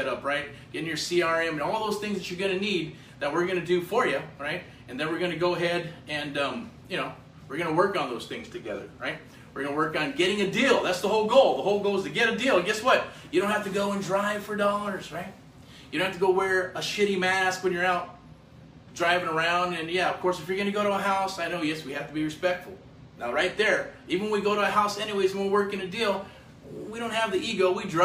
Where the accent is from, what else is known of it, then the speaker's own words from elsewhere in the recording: United States; As American as apple pie